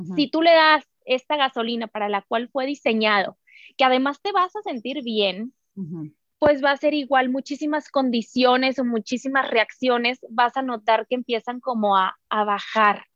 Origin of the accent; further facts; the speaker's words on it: Sonora, Mexico; nosotros como buenas sonorenses